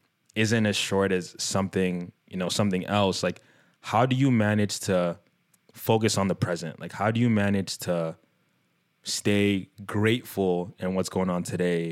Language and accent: English; Nigeria; I'm a Nigerian middle child